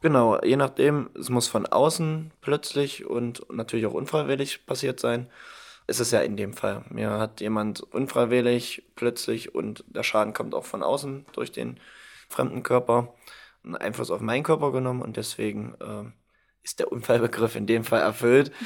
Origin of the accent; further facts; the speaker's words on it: Halberstadt, Saxony-Anhalt, Germany; Ich komme aus Halberstadt